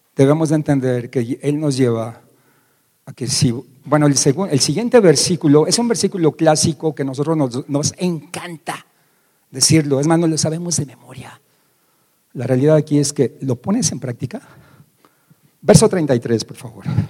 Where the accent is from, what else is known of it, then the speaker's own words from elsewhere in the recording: Mexico; como decimos aquí en México